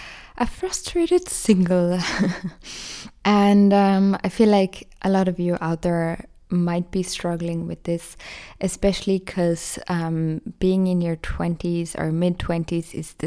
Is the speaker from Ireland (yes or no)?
yes; Ireland; moved away as an adult; now in Austria; Basically, because I moved from Ireland to Austria and I found it quite hard to study in German.